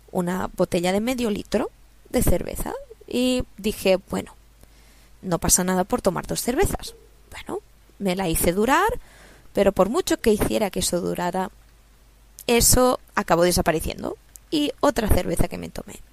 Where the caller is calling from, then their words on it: Barcelona, Catalonia, Spain; os hablo desde Barcelona, España